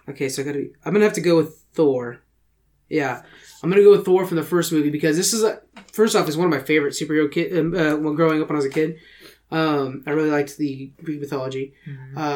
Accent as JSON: {"language": "English", "country": "United Kingdom", "said": "well, I'm British."}